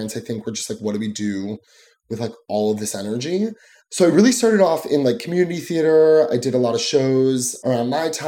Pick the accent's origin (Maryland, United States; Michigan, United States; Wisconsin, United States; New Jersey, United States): New Jersey, United States; I am from New Jersey, so right across the water, the pond, aka the Hudson.